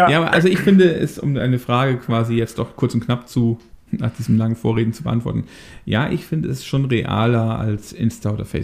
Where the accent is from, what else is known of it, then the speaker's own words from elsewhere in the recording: Daaden, Rhineland-Palatinate, Germany; Wir kommen ja aus der ähnlichen Ecke, ne? Du kommst ja aus Wissen, ich komme ja aus Daden.